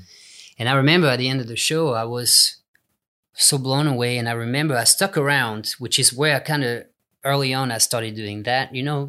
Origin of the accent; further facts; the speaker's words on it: England, United Kingdom; now in United States; In LA, there was great players, but it was in the rock and roll style. So I felt at home.